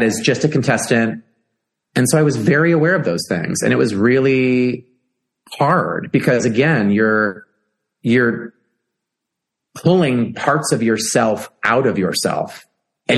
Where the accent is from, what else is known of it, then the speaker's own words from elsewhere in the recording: Chicago, Illinois, United States; being in Chicago for my hometown